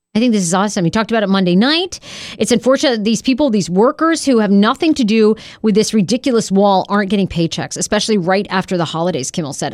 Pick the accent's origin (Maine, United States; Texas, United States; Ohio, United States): Maine, United States; I'm a Poland Springs girl 'cause I'm from Maine